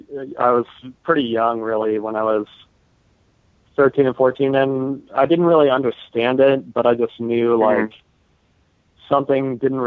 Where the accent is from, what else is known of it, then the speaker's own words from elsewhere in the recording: Wyoming, United States; growing up in Wyoming